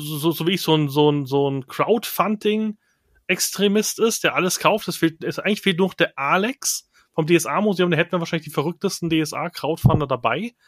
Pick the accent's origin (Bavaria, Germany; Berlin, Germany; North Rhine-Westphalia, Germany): Bavaria, Germany; ich bin Bayer